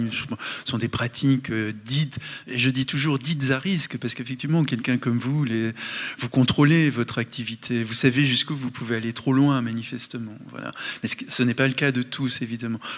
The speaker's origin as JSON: {"language": "French", "town": "Le Mans", "region": "Pays de la Loire", "country": "France", "tie": "born or raised there", "said": "Mais je l'ai dit, j'ai grandi au Mans, dans une ville ouvrière"}